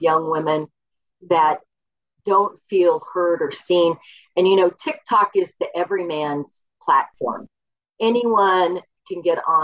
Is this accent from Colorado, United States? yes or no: yes; Boulder, Colorado, United States; also born or lived in Oklahoma; Oklahoma, but I grew up in Boulder